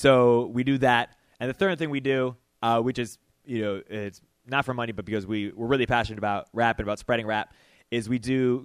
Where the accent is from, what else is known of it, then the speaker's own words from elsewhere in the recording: Detroit, Michigan, United States; I'm from Detroit